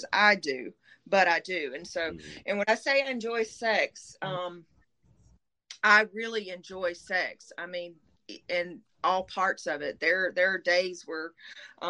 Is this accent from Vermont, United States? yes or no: no; Middle Georgia, United States; accent: Southern; now in South Georgia, United States; I'm from Middle Georgia. I live in South Georgia now